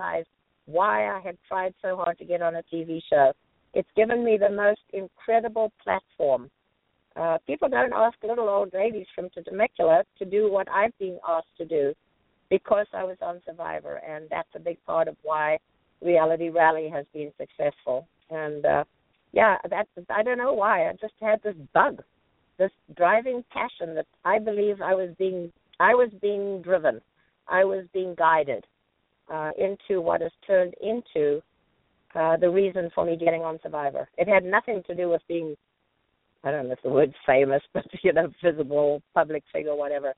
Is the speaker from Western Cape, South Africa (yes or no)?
no; Johannesburg, Gauteng, South Africa; now in United States; growing up in South Africa, I couldn't do everything I wanted to. Coming to this country